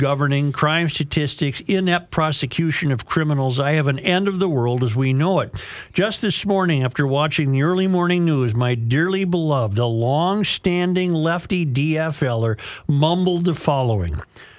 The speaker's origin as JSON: {"language": "English", "town": "Ashby", "region": "Minnesota", "country": "United States", "said": "I am from Ashby, Minnesota. You will find Ashby along I-94 in west central Minnesota."}